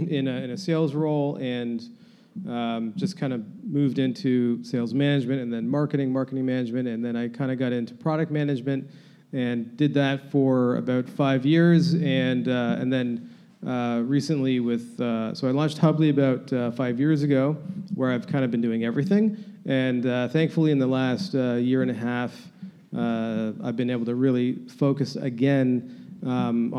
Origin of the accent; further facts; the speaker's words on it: Toronto, Ontario, Canada; I run here in my hometown of Toronto, Canada